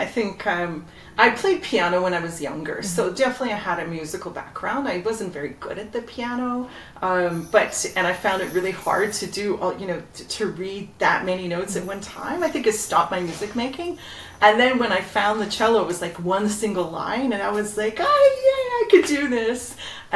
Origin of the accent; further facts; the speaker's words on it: Toronto, Ontario, Canada; I grew up in Etobicoke